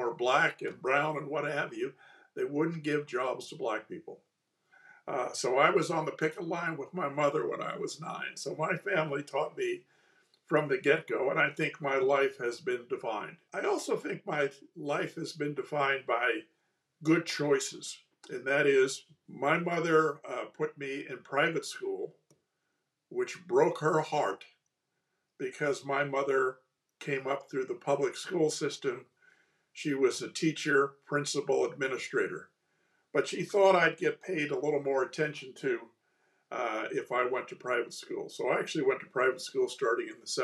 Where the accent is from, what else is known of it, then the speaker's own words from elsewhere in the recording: East Coast, United States; moved away as an adult; now in California, United States; I grew up on the East Coast, so I'm truly a fake Californian. I came to California for 1 or 2 years in 1971